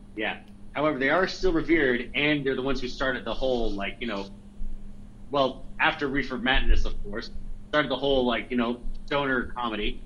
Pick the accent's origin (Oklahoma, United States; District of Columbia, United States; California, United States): California, United States; Bay Area; growing up in the Bay Area my entire life